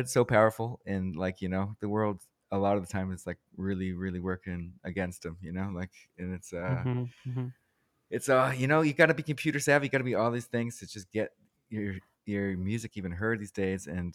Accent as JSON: {"language": "English", "region": "New England", "country": "United States", "tie": "born or raised there", "moved": "yes", "lives_now": "Los Angeles, United States", "said": "I grew up in New England"}